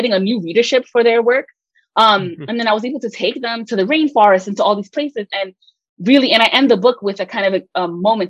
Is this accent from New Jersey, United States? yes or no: yes; Hoboken, New Jersey, United States; also born or lived in Puerto Rico; I grew up partially in Hoboken, New Jersey